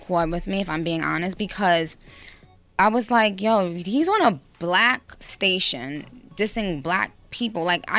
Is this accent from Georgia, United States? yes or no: no; New York, United States; I grew up in New York. I've grown up on Hot 97.